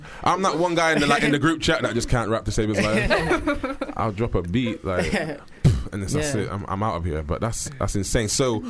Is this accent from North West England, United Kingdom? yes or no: no; Bristol, South West England, United Kingdom; That's where we're from.